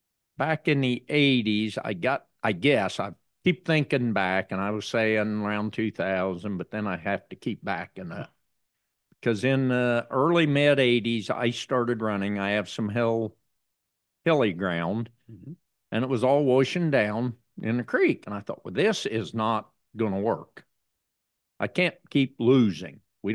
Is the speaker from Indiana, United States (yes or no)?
yes; Greensburg, Indiana, United States; I'm Greensburg, Indiana.